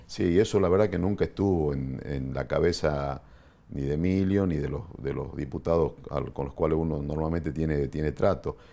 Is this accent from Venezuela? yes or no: no; Argentina; Nosotros como los argentinos